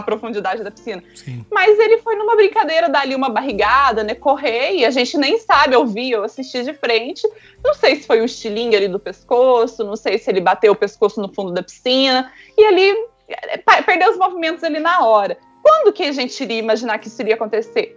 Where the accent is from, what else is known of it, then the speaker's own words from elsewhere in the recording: Santa Rita do Sapucaí, Minas Gerais, Brazil; sou aqui do sul de Minas, Santa Rita do Sapucaí